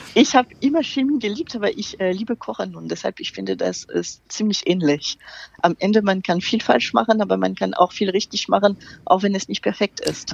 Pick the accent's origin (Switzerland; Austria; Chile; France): France; German is a second language; moved away; ich bin Französin, wie man das überhaupt nicht hören kann